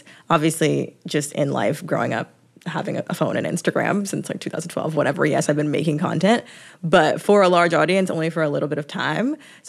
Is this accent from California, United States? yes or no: no; Atlanta, Georgia, United States; Like, when I'm at home, I'm from Atlanta, and like from the suburbs.